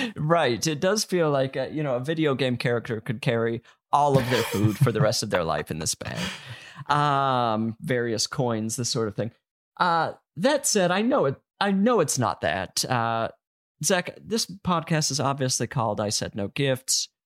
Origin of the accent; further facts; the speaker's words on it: Utah, United States; growing up in Utah